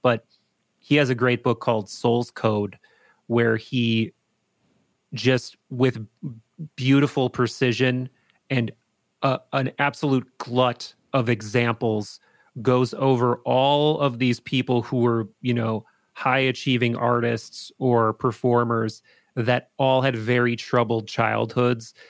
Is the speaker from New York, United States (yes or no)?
no; Appleton, Wisconsin, United States; I grew up in Appleton, Wisconsin.